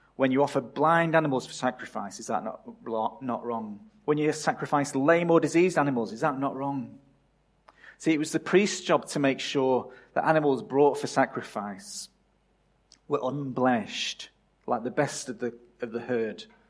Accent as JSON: {"language": "English", "region": "England", "country": "United Kingdom", "tie": "born or raised there", "moved": "as an adult", "said": "my country of birth"}